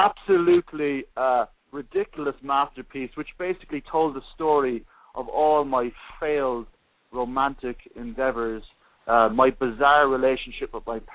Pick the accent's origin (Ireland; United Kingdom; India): Ireland; Cork, Munster; moved away as an adult; also born or lived in Paris, France; now in New York, United States; I was born and raised in Cork City in Southern Ireland